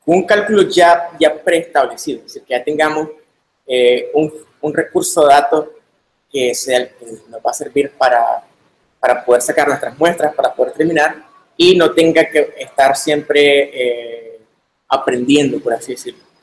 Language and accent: Spanish; Managua, Nicaragua; soy de Managua, Nicaragua